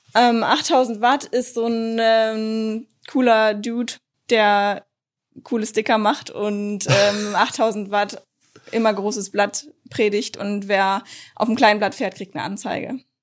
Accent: Lower Saxony, Germany; ich komme aus Niedersachsen, wir haben den Harz

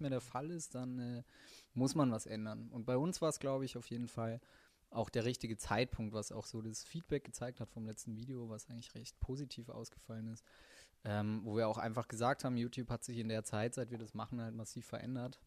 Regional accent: Middle Franconia, Bavaria, Germany; now in Cologne, Germany; Ursprünglicher Franke aus Mittelfranken, Hilbertstein, Nürnberg

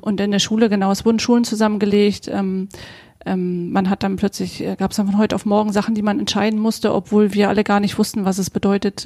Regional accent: Western Pomerania, Mecklenburg-Vorpommern, Germany; moved away; Wir kommen beide aus Vorpommern und hatten beide unsere Dreiviertelstunde, Stunde zu fahren, bis wir auf der Insel Usedom war

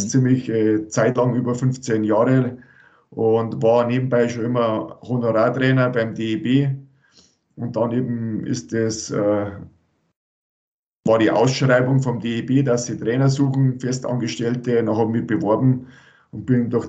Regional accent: Rosenheim, Bavaria, Germany; ich bin aus Rosenheim, äh, da bin ich geboren und habe das Eishockey spielen gelernt

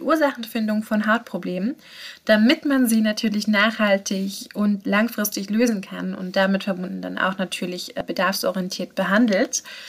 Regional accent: Karlsruhe, Baden-Württemberg, Germany; also born or lived in Pforzheim; Ich bin geboren in Pforzheim, aufgewachsen und groß geworden bin ich in Karlsruhe.

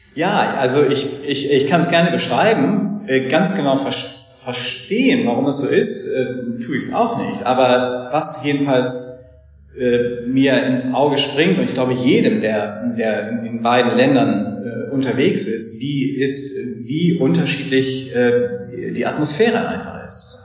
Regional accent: Germany; moved away as an adult; also born or lived in Freiburg / Oxford; now in London, United Kingdom; wir Deutsche

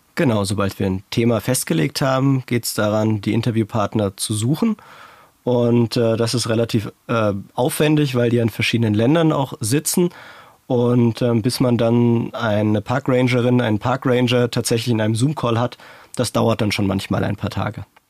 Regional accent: Frankfurt, Hesse, Germany; Ein echter Frankfurter Jung

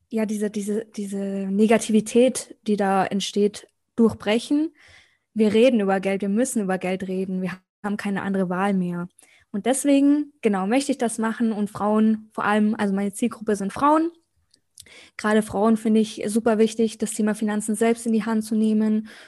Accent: Munich, Bavaria, Germany; Also ich komme aus München, ist heute mein erster Podcast.

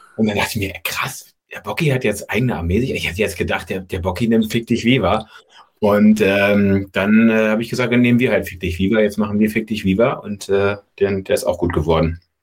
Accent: Berlin, Germany; also born or lived in Freiberg, Saxony; als Berliner

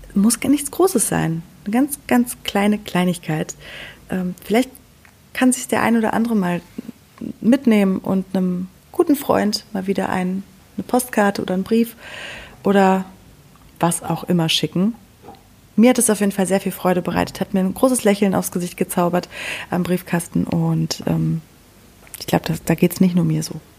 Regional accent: Sauerland, North Rhine-Westphalia, Germany; bei uns im Sauerland

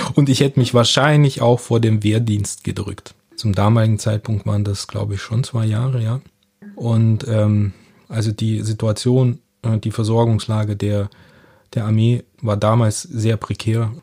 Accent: Southern Germany, Germany; accent: Süddeutsch; ich bin in Süddeutschland aufgewachsen, das ist Süddeutsch, was Sie hier raushören.

